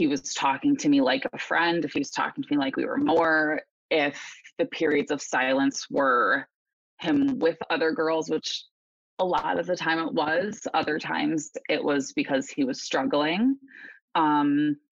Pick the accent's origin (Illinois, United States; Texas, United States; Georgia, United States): Illinois, United States; Chicago suburbs; I grew up in the Chicago suburbs